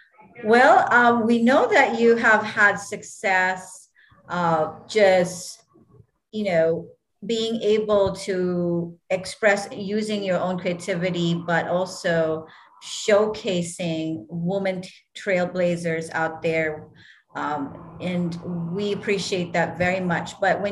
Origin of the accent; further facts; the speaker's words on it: Hawaii, United States; So growing up in Hawaii, we get our favorite, you know, munchies.